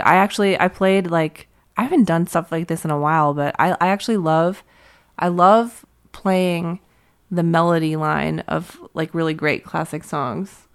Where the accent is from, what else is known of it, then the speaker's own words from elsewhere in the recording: Pittsburgh, Pennsylvania, United States; moved away; I'm from Pittsburgh